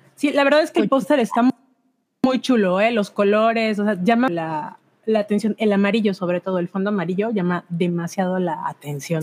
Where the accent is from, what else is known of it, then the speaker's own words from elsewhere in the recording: Veracruz, Mexico; yo no soy de Jalapa, yo soy del puerto